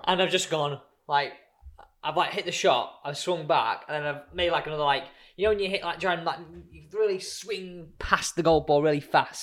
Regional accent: Manchester, North West England, United Kingdom; I'm from Manchester

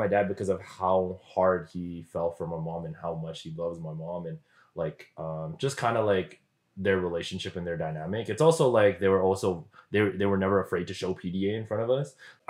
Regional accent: Philippines; I'm Filipino.

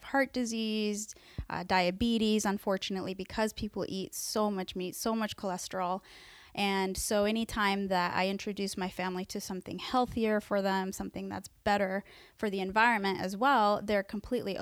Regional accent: Mexico City, Mexico; moved away; I was born in Mexico City

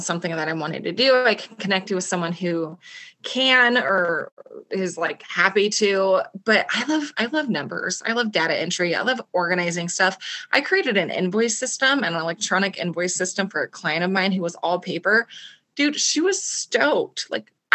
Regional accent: Coeur d'Alene, Idaho, United States; I'm from Coeur d'Alene, Idaho

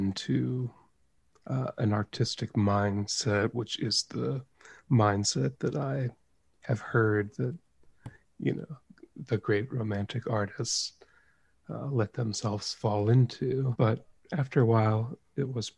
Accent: United States; moved away; it hit my hometown

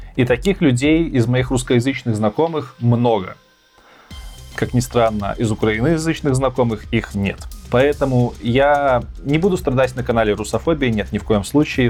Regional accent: Belarus; moved away as an adult; also born or lived in Minsk, Belarus / Kyiv, Ukraine; now in Poland; я никогда в жизни не хотел уезжать из Беларуси. Да, я там жил, я там вырос, все детство, школа, университет

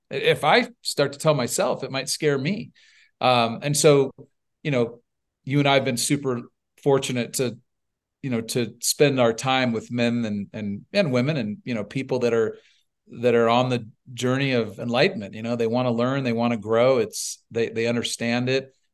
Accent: Northern California, United States; born and raised in California, uh, lion's share of the, of the youth was spent on a, on a six hundred cow dairy in Northern California.

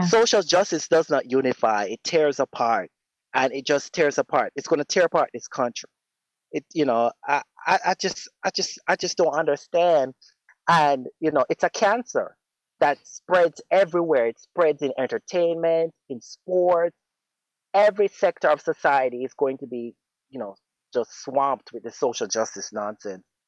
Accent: Jamaica; moved away as an adult; now in United States; I was born in America and I lived in Jamaica for 15 years

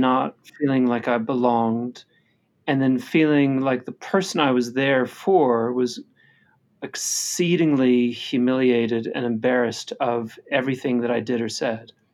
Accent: United States; as an American

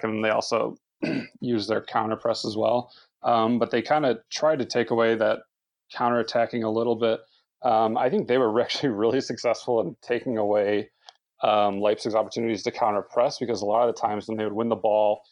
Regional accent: United States; as an American

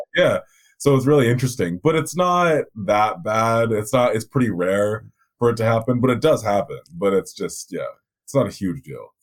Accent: Vancouver, British Columbia, Canada; I'm from Vancouver. I'm from uh, British Columbia, which is the province

